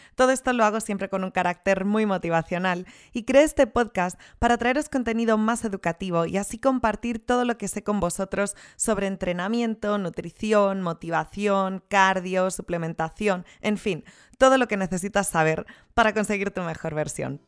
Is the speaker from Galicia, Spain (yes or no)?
yes; Rías Baixas, Galicia, Spain; yo soy de las Rías Baixas